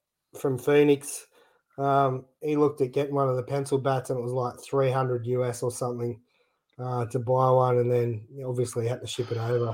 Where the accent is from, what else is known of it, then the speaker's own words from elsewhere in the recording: Australia; us Aussies